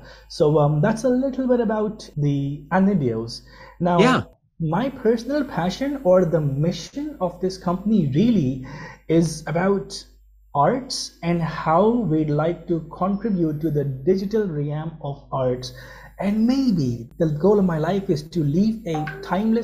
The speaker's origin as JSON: {"language": "English", "country": "Pakistan", "tie": "born or raised there", "also_born_or_lived": "United Kingdom", "moved": "as an adult", "said": "I was born and raised in Pakistan, and for my education, I traveled to UK"}